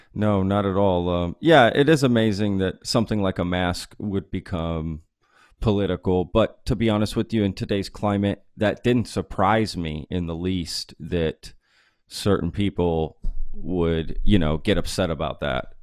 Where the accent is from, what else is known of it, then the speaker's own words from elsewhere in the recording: Dallas, Texas, United States; also born or lived in Fort Worth, Texas; now in Austin, United States; I grew up in Dallas